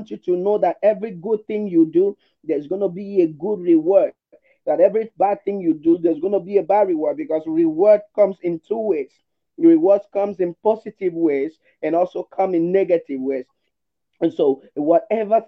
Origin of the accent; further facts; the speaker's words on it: Nigeria; also born or lived in Lagos; I'm from Nigeria.